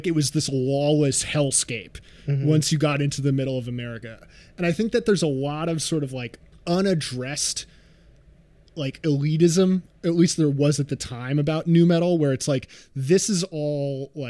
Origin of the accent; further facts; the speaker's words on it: New York, United States; I grew up in New York.